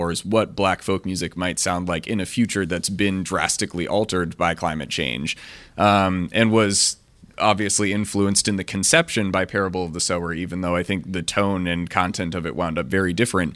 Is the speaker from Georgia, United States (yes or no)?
no; Washington, District of Columbia, United States; I grew up in Washington, D.C. in the late 90s and early 2000s